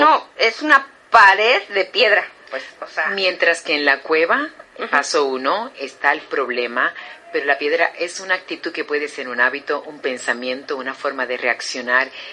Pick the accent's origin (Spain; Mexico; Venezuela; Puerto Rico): Puerto Rico; soy puertorriqueña, nacida y criada